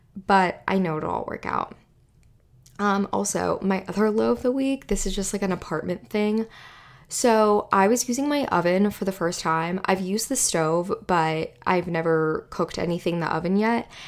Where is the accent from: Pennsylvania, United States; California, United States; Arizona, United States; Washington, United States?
Pennsylvania, United States; Western; where I grew up in Western Pennsylvania